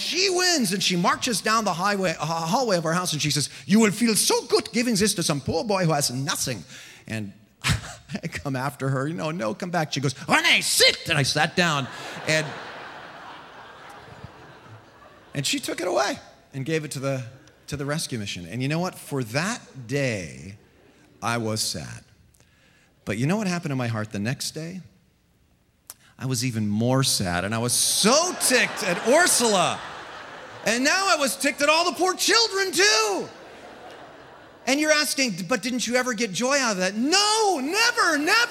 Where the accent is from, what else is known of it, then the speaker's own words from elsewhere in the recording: San Jose, California, United States; We grew up over on the Las Gatas border of San Jose there